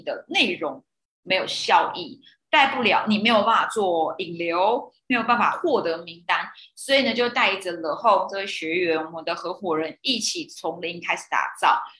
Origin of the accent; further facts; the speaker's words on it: Taoyuan, Taiwan; moved away as an adult; also born or lived in Tainan / Taichung; 我是在北部长大，龙凤宫我一样都桃园人